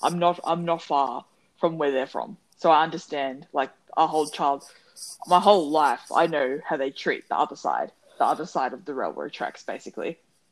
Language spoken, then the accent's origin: English; Sydney, New South Wales, Australia; also born or lived in Penrith / Glenmore Park; We grew up in Clement Meadows.